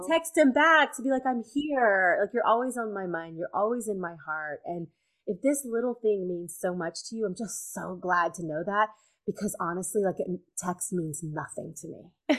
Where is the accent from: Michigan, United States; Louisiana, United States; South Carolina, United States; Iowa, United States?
Louisiana, United States; moved away as an adult; also born or lived in Alabama; I grew up in Louisiana, and when I graduated high school, I couldn't leave fast enough